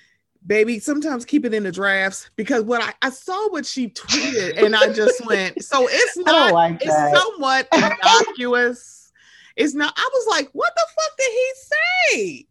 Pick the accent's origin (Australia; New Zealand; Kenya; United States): United States; Baltimore, Maryland; I'm from Baltimore